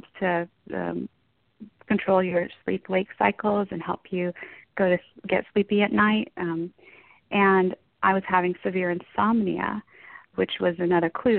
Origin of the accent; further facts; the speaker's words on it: Dallas, Texas, United States; I'm from the Dallas area in Texas